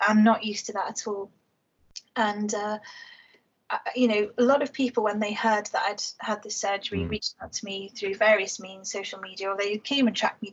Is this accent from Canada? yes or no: no; Liverpool, North West England, United Kingdom; I was born and raised in Toxteth in Liverpool